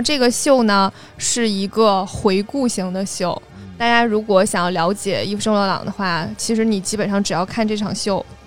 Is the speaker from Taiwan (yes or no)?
no; China; 我们中国人还是要坐月子